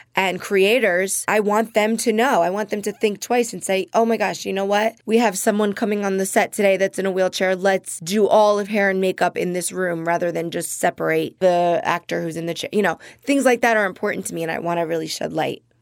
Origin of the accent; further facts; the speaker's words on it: Jersey Shore, New Jersey, United States; also born or lived in New Brunswick; now in Los Angeles, United States; I'm from the Jersey Shore originally.